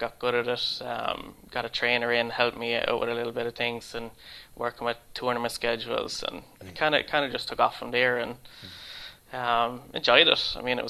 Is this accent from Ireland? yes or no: yes; Ireland; born or raised there; moved away as an adult; now in Sweden